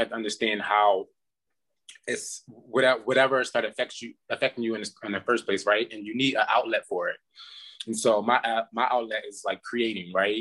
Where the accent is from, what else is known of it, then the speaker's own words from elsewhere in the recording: Philadelphia, Pennsylvania, United States; now in Las Vegas, United States; I'm from Philadelphia, Pennsylvania.